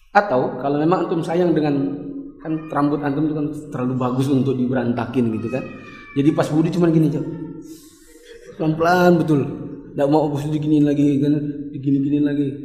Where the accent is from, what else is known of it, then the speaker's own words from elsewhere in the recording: Balikpapan, East Kalimantan, Indonesia; Saya orang Bali Papan, insya Allah saya berencana malam Idul Fitri ini saya akan ada di Mekah, maka bayarnya tetap di sini.